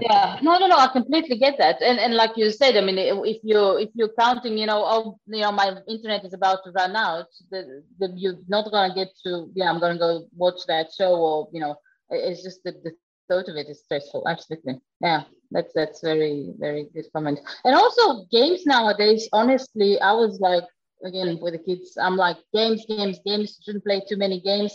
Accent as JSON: {"language": "English", "region": "Crimea", "country": "Ukraine", "moved": "yes", "said": "I'm actually originally from the Crimea"}